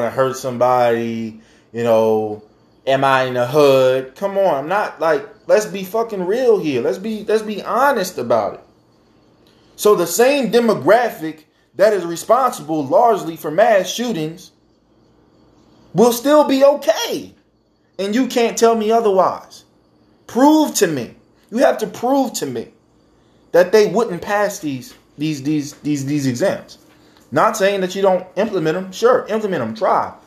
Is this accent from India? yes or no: no; United States